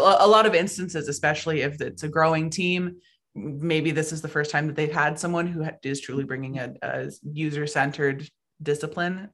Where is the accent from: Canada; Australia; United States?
United States; Anchorage, Alaska; moved away as an adult; also born or lived in Oregon; I was born and raised in Anchorage, Alaska.